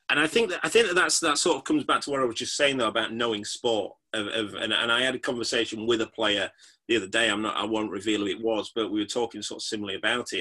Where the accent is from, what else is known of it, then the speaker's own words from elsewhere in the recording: Yorkshire and the Humber, United Kingdom; I'm from Yorkshire.